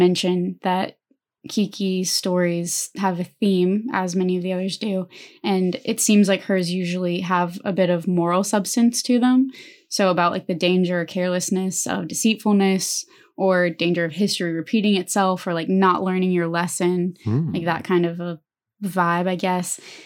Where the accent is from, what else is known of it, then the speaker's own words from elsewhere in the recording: Alabama, United States; We're both from Alabama